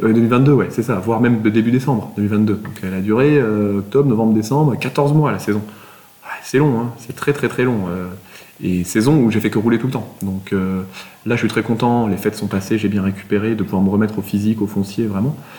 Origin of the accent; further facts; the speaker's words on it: Toulouse, Occitania, France; Je suis toulousain